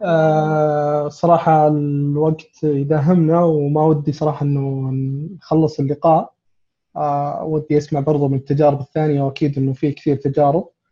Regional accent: Saudi Arabia; عندنا في السعوديه

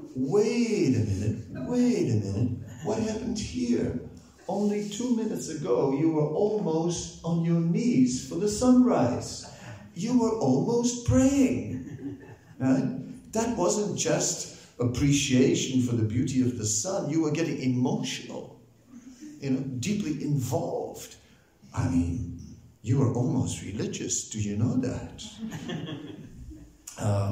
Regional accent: Netherlands; I'm also from Holland

